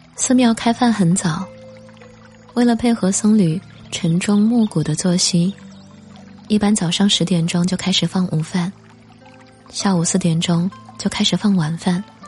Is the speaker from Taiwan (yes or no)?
no; near Mount Putuo, Zhejiang, China; 我就出生长大在普陀山的边上，但我们那里拜佛不叫白佛，而念作拜菩萨